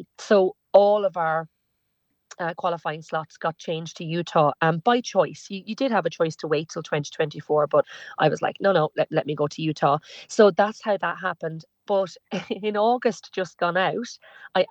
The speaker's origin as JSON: {"language": "English", "country": "Ireland", "said": "as Irish people"}